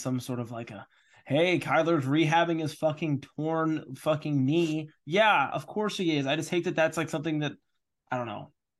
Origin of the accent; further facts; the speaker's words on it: Texas, United States; So, bitch, I'm from Texas.